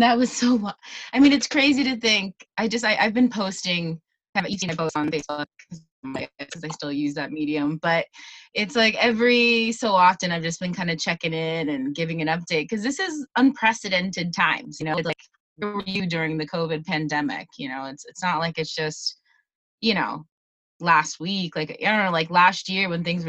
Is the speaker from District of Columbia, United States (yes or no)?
no; Raleigh, North Carolina, United States; moved away as an adult; also born or lived in Barcelona, Spain; now in Buenos Aires, Argentina; I'm originally from North Carolina, from Raleigh.